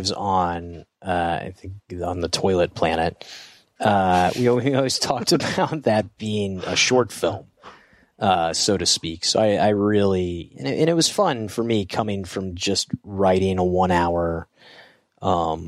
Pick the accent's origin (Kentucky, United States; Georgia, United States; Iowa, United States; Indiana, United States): Georgia, United States; Growing up in Georgia